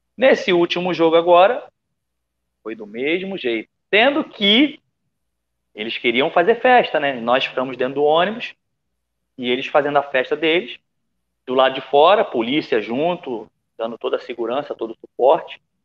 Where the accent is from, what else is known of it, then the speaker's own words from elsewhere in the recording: Rio de Janeiro, Brazil; moved away as an adult; now in Bali, Indonesia; a gente acaba misturando o sotaque, mas sou carioca da gema